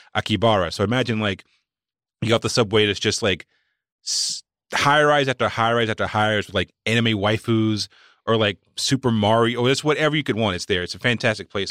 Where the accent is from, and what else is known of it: Walnut Cove, North Carolina, United States; born or raised there; moved away